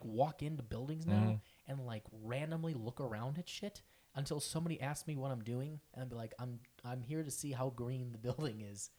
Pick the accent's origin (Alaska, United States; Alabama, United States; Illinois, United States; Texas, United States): Illinois, United States; Chicago